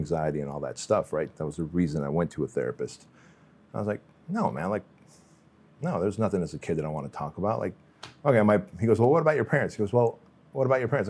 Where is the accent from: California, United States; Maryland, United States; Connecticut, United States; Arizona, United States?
California, United States; Santa Ana; born or raised there; also born or lived in Russia